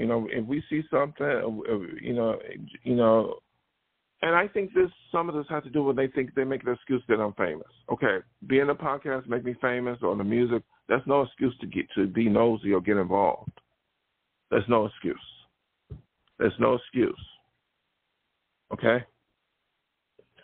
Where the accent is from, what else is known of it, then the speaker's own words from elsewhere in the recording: Buffalo, New York, United States; now in California, United States; So when I came to California from New York, which is very open-minded, New York State, not New York City, but Buffalo, and then come out here